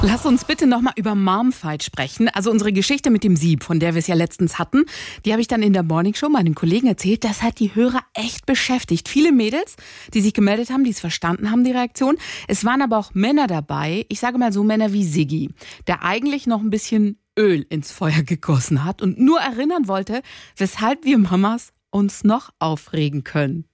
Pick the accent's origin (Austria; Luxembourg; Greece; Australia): Greece; also born or lived in Bietigheim; now in Germany; Bei uns in Griechenland